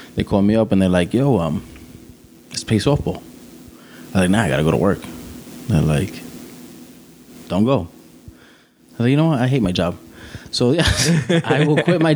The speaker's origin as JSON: {"language": "English", "town": "New York City", "region": "New York", "country": "United States", "tie": "born or raised there", "said": "Growing up in Brooklyn with two boys by herself"}